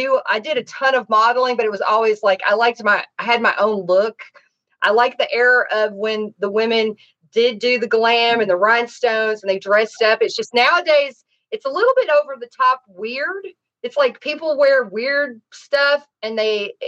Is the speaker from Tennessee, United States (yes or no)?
yes; Nashville, Tennessee, United States; also born or lived in Miami, Florida; now in Los Angeles, United States; I'm from Tennessee, Nashville